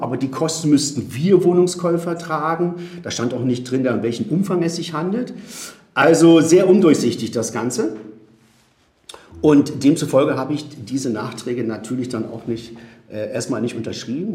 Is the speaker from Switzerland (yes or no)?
no; Spain; also born or lived in South America; now in Berlin, Germany; ursprünglich geboren bin ich in Südamerika, dann bin ich teilweise in Spanien aufgewachsen